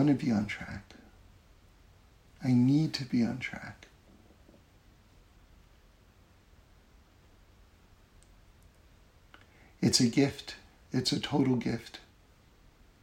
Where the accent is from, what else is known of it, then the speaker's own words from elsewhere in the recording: East Coast of America, Northeast, United States; now in Los Angeles, United States; I grew up on the East Coast of America, where there's four seasons, the Northeast, four seasons.